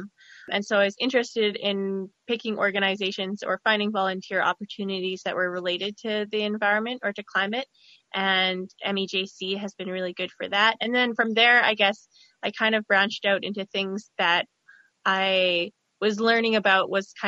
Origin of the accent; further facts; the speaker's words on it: Saskatoon, Saskatchewan, Canada; moved away; I'm from Saskatoon. So this was back in Saskatoon when I was still in high school